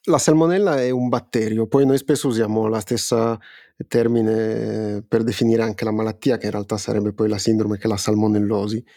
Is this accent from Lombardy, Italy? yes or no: no; Piedmont, Italy; soprattutto tu e io che siamo piemontesi